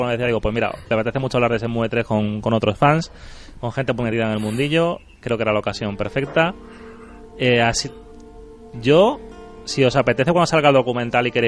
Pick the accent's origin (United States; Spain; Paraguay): Spain; Andalusia; accent: Andalusian; Si están mis amigos de Jerez, tengo acento andaluz y si no, tengo acento neutro.